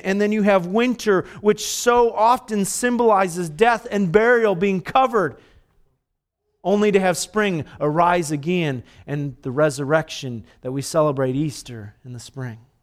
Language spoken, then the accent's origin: English; Dominican Republic; moved away; I was born in the Dominican, so I'm a Dominican